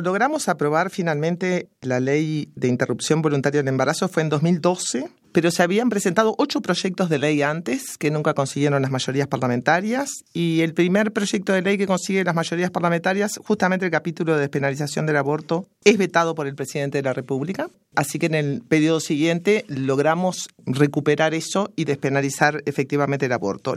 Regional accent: Uruguay; soy uruguaya

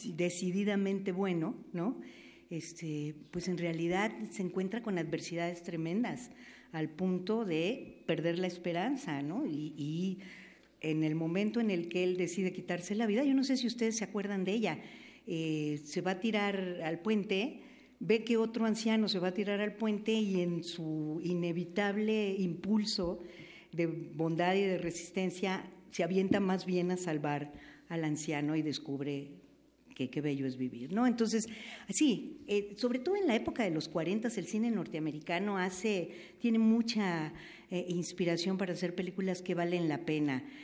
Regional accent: Veracruz, Mexico; Yo soy de Veracruz

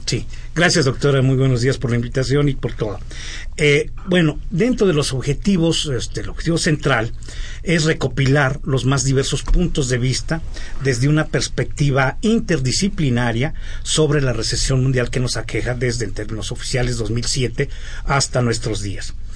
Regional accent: Mexico; nosotros como mexicanos

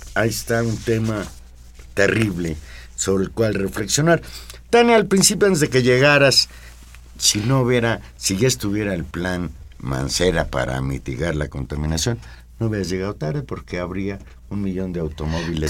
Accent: Mexico City, Mexico; yo siempre me he sentido habitante de la Ciudad de México.

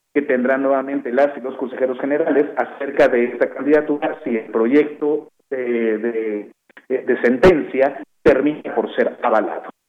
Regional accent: Mexico; como mexicanas y mexicanos

